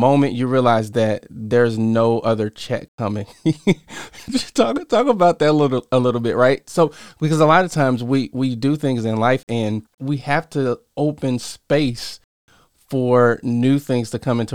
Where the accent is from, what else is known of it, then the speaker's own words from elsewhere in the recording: Southern Illinois, United States; also born or lived in Chicago; I was born in Chicago, but raised in Southern Illinois